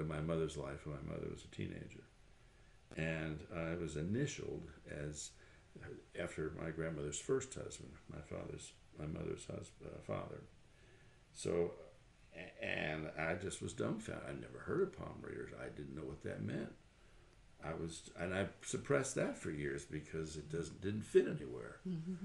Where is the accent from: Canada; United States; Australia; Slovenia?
United States; Tarrytown, New York; I was just a normal kid growing up in Tarrytown, New York, about 25 miles north of New York City